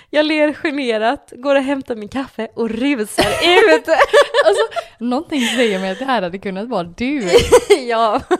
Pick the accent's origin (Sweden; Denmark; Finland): Denmark; Jag är ju dansk.